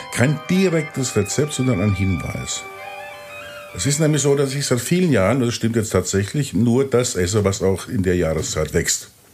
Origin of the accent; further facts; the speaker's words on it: Pirmasens, Rhineland-Palatinate, Germany; in Pirmasens, wo ich herkomme